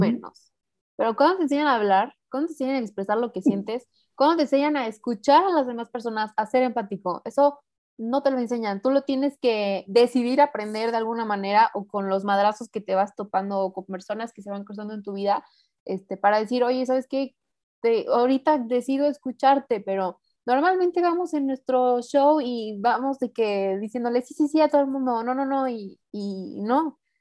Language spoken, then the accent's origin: Spanish; Mexico; also born or lived in San Luis Potosí; yo vivo en San Luis, yo soy mexicana